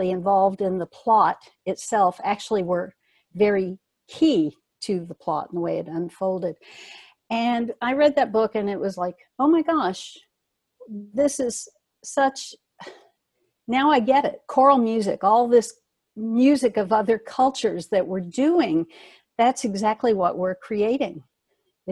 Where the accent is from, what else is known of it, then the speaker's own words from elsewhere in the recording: the Jim Crow South, United States; I grew up in the Jim Crow South